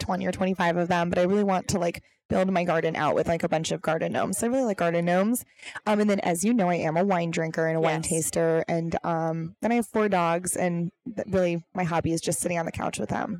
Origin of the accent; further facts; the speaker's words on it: Milwaukee, Wisconsin, United States; moved away as an adult; also born or lived in Minneapolis; now in Arizona, United States; I'd only known Milwaukee. Lived in Minneapolis for 4 years and then decided to move to Arizona. I didn't know anybody in Arizona.